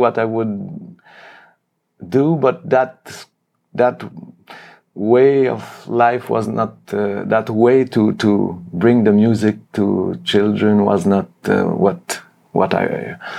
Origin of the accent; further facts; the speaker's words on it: Montreal, Quebec, Canada; moved away as an adult; also born or lived in France / Germany; now in Cologne, Germany; I played in conservatoire in Montreal many years.